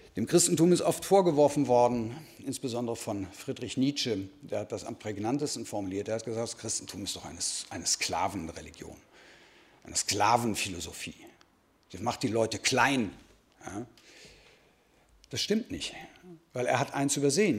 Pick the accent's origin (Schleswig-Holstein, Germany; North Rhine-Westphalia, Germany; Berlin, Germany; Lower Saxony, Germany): North Rhine-Westphalia, Germany; Dortmund; ich komme aus Dortmund